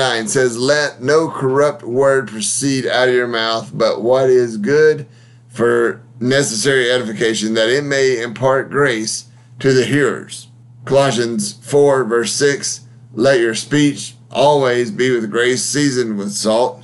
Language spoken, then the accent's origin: English; Huntsville, Alabama, United States; my hometown of Huntsville, Alabama.